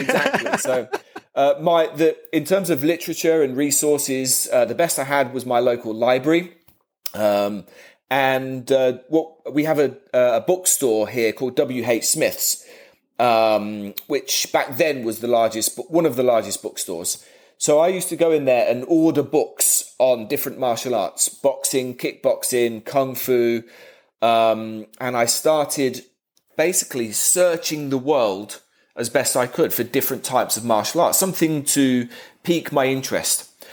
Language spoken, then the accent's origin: English; Kettering, East Midlands, United Kingdom; my hometown, which is not a very big town